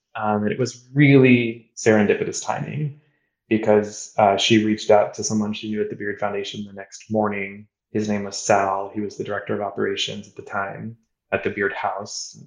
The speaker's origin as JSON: {"language": "English", "town": "Kansas City", "country": "United States", "tie": "born or raised there", "also_born_or_lived": "Boston / New York", "moved": "as an adult", "said": "I, grew up in Kansas City. I grew up in the Midwest, eating barbecue, steak, and fast food"}